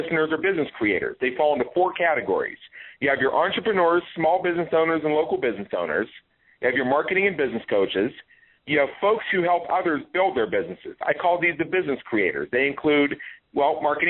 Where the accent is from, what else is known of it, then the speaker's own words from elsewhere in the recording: Pittsburgh, Pennsylvania, United States; moved away; I'm from Pittsburgh originally myself